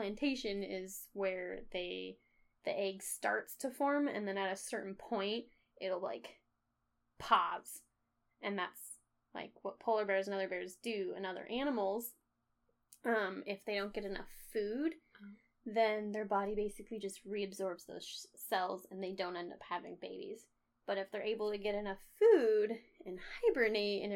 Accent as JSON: {"language": "English", "country": "United States", "said": "I'm very American"}